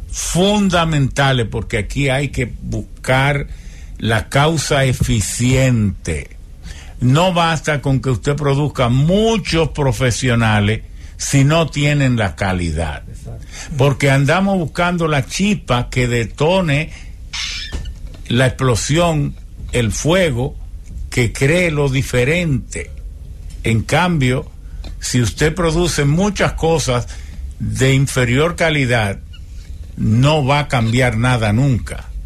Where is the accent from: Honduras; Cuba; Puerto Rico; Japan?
Japan; Spanish is a second language; now in Dominican Republic; Yo soy partidario, como japonés